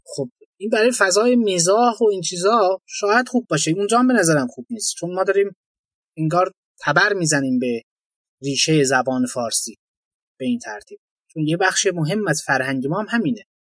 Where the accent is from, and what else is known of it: Iran